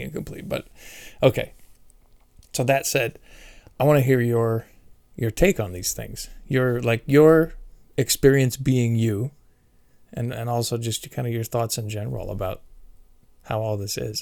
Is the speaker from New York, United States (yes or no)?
no; San Carlos, California, United States; I've been born and raised in the Bay Area